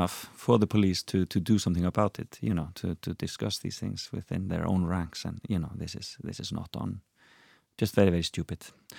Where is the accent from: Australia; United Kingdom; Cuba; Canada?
United Kingdom; You know, as a Brit, that's just tongue in cheek, and it's just funny.